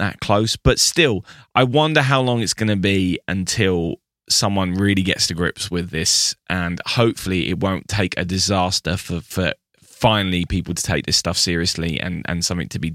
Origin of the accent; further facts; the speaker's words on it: England, United Kingdom; as an Englishman